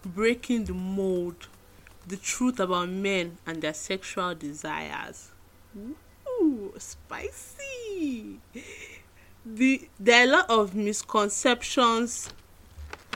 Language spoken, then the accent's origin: English; Nigeria; being a Nigerian feminist